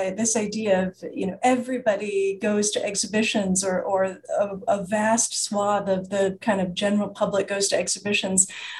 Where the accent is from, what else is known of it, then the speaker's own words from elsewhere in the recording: United States; And, I'm an American and I know now it's very different here